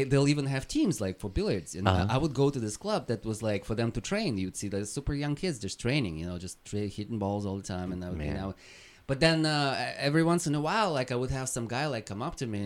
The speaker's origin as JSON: {"language": "English", "country": "Russia", "tie": "born or raised there", "moved": "yes", "lives_now": "United States"}